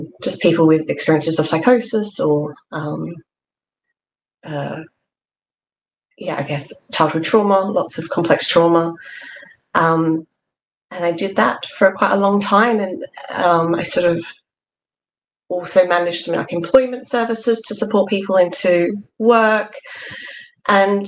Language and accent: English; Australia; moved away as an adult; now in England; you can probably tell from my accent that I wasn't born here. I was born in Australia, and that's where I did my undergrad.